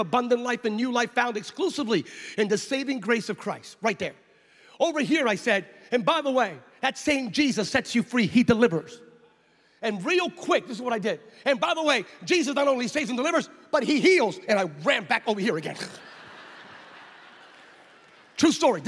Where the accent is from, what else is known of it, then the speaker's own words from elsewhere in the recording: United States; I'm from the States